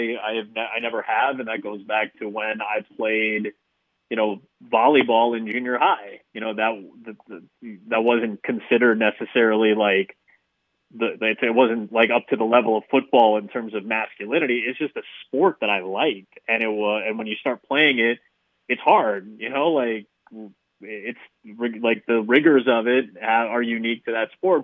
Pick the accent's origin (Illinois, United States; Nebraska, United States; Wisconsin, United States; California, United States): Illinois, United States; Chicago; the Bulls are my hometown team